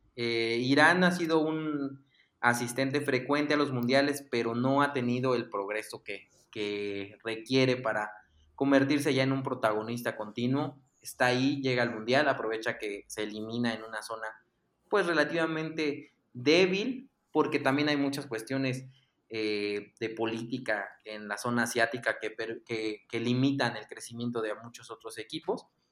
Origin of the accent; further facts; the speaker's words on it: Mexico; como mexicanos